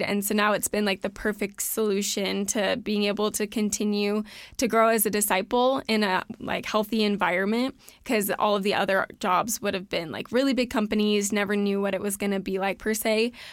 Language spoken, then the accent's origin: English; Southern California, United States; moved away as an adult; now in Idaho, United States; growing up in Southern California